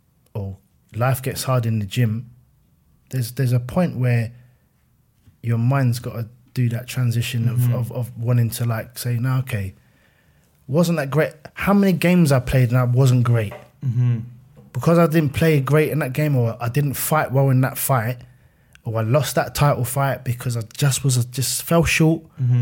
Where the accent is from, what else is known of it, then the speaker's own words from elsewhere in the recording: Fort Worth, Texas, United States; I'm a kid from Fort Worth in my head